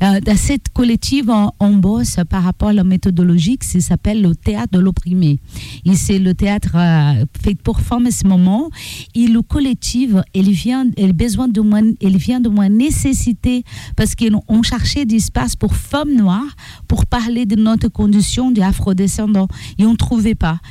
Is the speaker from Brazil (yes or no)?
yes; Brazil; French is a second language; moved away as an adult; now in Amiens, France; Je suis afro-brésilienne